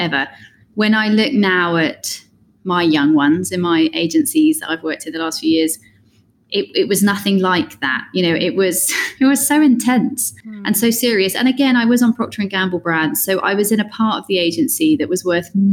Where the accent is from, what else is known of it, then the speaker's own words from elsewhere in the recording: United Kingdom; moved away as an adult; also born or lived in London; I am British, but haven't been in Britain for 14 years or something